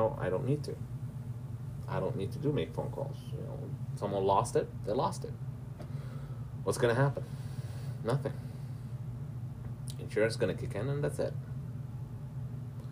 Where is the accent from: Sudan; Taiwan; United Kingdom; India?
Sudan; I'm from Sudan